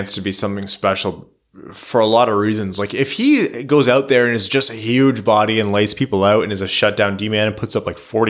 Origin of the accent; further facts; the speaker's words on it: Windsor, Ontario, Canada; I was born and raised in Windsor, Ontario, so I can see Joe Louis Arena from my house.